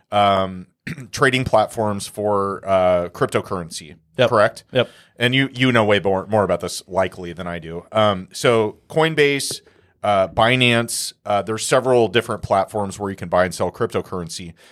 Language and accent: English; Trinidad & Tobago; I am from Trinidad.